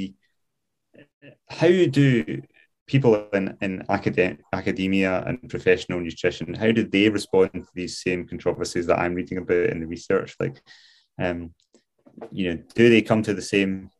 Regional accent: Glasgow, Scotland, United Kingdom; moved away as an adult; now in Scottish Highlands, United Kingdom; I grew up in Glasgow

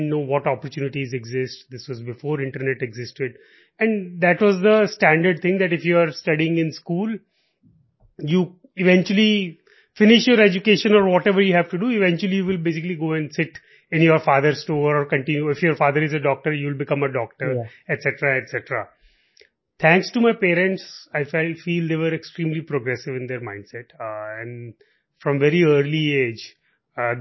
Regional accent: Malout, Punjab, India; moved away; I grew up in Malot

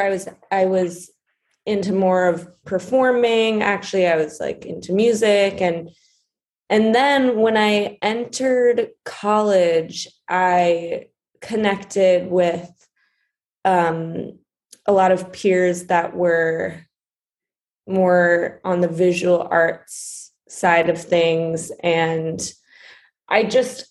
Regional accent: New York City, New York, United States; I'm from New York City. I grew up in Brooklyn

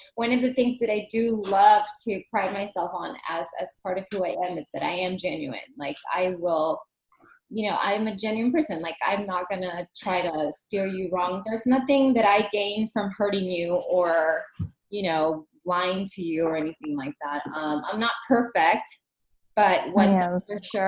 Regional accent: Los Angeles, California, United States; also born or lived in Germany / Italy; born and raised in East Los Angeles from immigrant parents

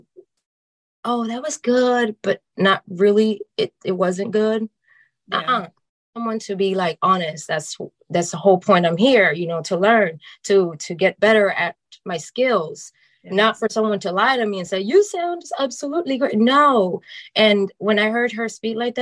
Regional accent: New Jersey, United States; moved away as an adult; also born or lived in North Carolina; now in California, United States; I'm originally from New Jersey

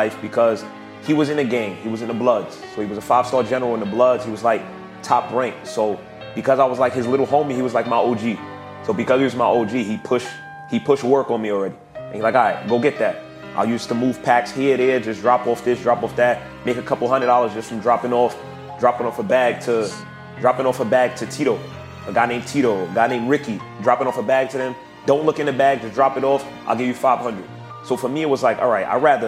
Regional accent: New York City, New York, United States; I'm from the hood, bitch. I'm from the Bronx

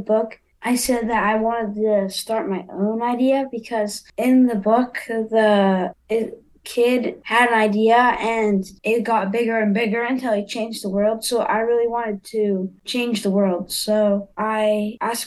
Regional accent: Los Angeles, California, United States; since I grew up in Los Angeles, I had this wetlands nearby my house

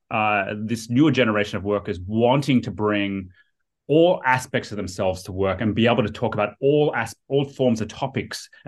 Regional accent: Sydney, New South Wales, Australia; moved away as an adult; also born or lived in United States; now in San Francisco, United States; I was from Sydney. From yeah, Sydney, yeah, yeah. Um, near yeah, right on the east coast of um, very close to Bondi Beach.

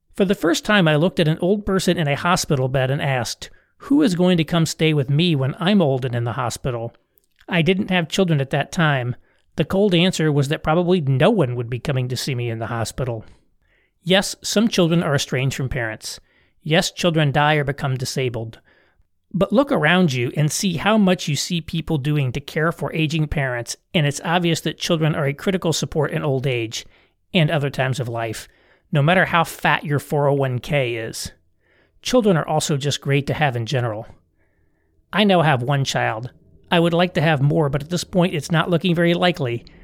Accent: Indiana, United States; I'm from Indiana

